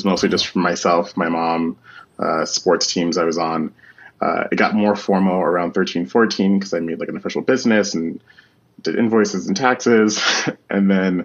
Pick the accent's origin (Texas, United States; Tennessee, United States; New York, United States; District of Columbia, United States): District of Columbia, United States; Washington; moved away as an adult; now in Amsterdam, Netherlands; I'm originally from Washington, D.C. I grew up around all of the politics and the military